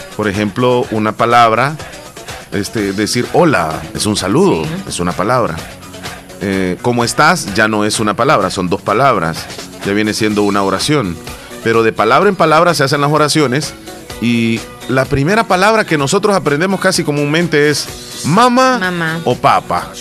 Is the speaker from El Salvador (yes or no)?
yes; El Salvador; nuestro eh, digamos, lenguaje coloquial de los salvadoreños